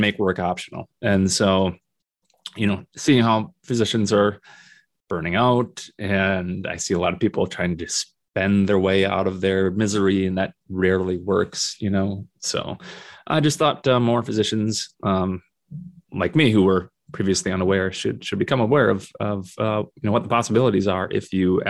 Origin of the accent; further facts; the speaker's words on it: Minnesota, United States; also born or lived in South Dakota; now in Northern Michigan, United States; Minnesota, which is my home state